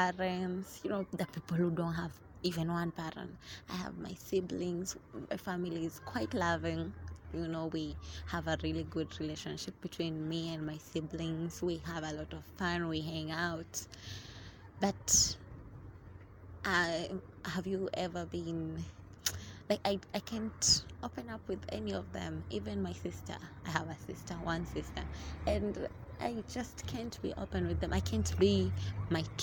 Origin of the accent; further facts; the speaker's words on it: Mombasa, Mombasa County, Kenya; now in Nairobi, Kenya; originally, I'm from Mombasa